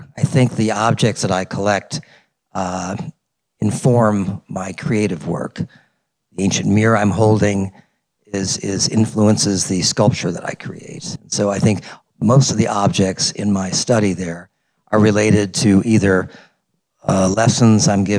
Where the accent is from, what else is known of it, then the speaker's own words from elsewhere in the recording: Detroit, Michigan, United States; I grew up in Detroit